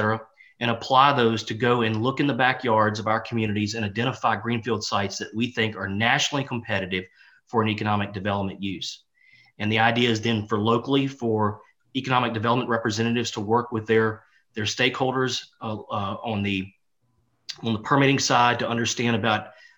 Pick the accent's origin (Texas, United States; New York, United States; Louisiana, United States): Louisiana, United States; here in my home state of Louisiana